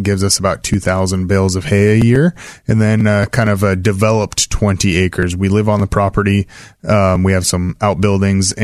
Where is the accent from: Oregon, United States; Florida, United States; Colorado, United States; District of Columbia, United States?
Oregon, United States; Salem; I grew up in West Salem